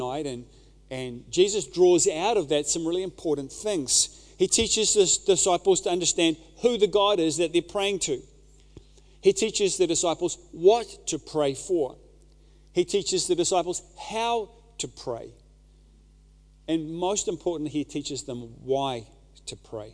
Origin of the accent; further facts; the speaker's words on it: New Zealand; a Kiwi dad